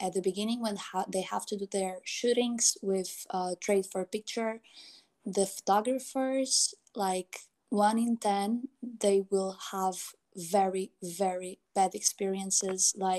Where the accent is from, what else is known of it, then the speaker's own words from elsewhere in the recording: Portugal; since I grew up in Portugal, which was not my mother country